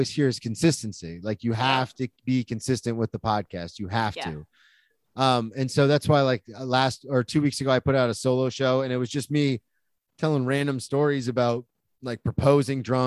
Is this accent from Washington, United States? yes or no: no; Florida, United States; moved away as an adult; now in New York, United States; I'm from Florida